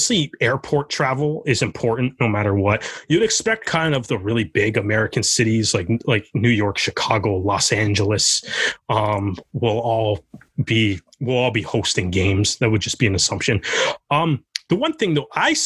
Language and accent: English; Toronto, Ontario, Canada; I'm from Toronto